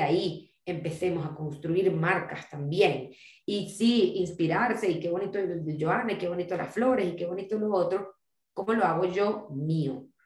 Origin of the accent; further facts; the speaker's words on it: Venezuela; quienes somos de Venezuela